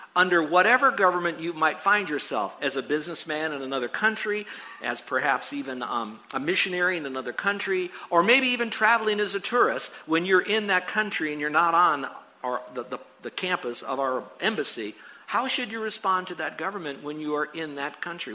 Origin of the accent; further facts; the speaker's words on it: United States; I'm an American